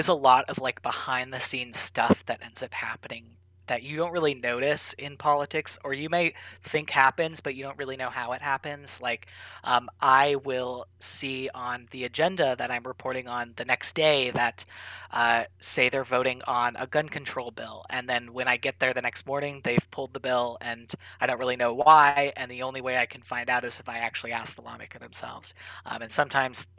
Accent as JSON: {"language": "English", "region": "Oregon", "country": "United States", "tie": "born or raised there", "moved": "as an adult", "said": "from Oregon, growing up in Oregon"}